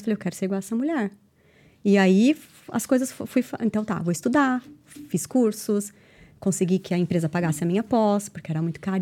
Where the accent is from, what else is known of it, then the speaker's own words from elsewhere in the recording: Brazil; moved away as an adult; now in Ireland; quando eu saí uhum. do, do, Brasil pra, pra Irlanda, quando eu decidi vir pra Irlanda